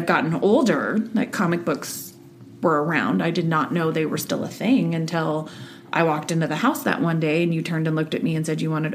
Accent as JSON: {"language": "English", "town": "Sutton", "region": "Alaska", "country": "United States", "tie": "born or raised there", "said": "I grew up in Sutton, Alaska, a town of all of 500 people. Raised by hippies"}